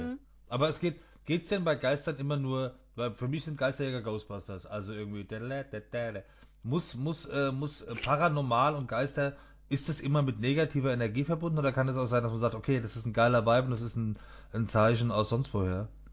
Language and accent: German; Frankfurt, Hesse, Germany; Wir sind ja Frankfurter, ja. wir sind ja aus Hesse.